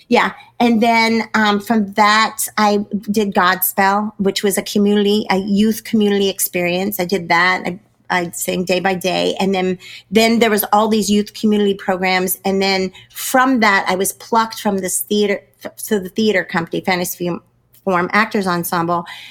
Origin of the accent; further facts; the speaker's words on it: Pleasant Hill, California, United States; moved away as an adult; I grew up in Pleasant Hill, um, California